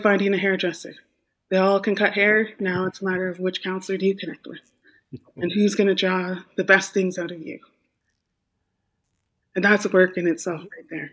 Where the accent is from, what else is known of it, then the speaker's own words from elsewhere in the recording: Wet'suwet'en Nation, northern British Columbia, Canada; moved away as an adult; also born or lived in Vancouver Island; I'm from the Wet'suwet'en Nation in northern British Columbia